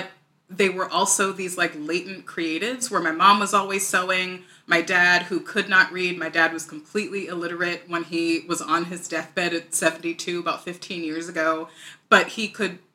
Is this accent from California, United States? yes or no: no; Morristown, New Jersey, United States; I grew up in a wonderful town called Marstown, New Jersey, one of the towns of the Revolution